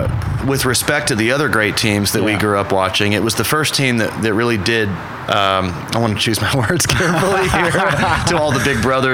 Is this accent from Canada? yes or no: no; Oklahoma City, Oklahoma, United States; Yeah. I mean, growing up here was amazing, right?